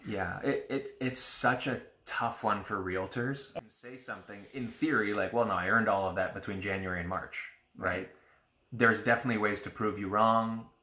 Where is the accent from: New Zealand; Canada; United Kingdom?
Canada; we're Canadian